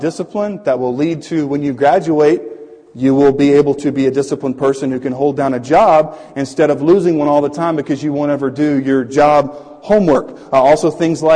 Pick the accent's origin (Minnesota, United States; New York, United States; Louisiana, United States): Louisiana, United States; when I was in middle school, I was raised in Louisiana. It was a Cajun area